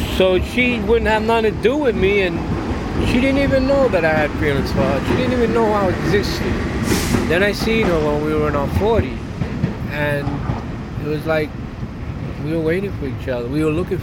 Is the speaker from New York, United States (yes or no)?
yes; New York City, New York, United States; I grew up right here in Brooklyn